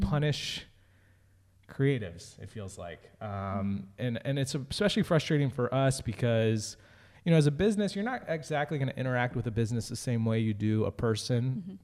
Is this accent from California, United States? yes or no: yes; California, United States; moved away; also born or lived in Philadelphia; I was born in California